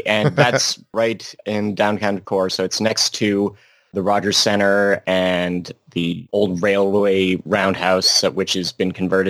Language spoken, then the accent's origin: English; Banff, Alberta, Canada; also born or lived in Lake Louise / Canmore; I was born in Banff.